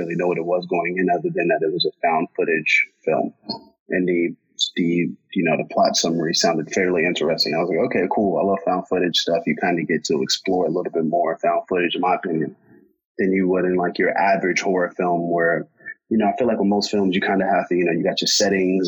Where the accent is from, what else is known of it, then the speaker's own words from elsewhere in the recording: United States; I'm American, I'm born and raised here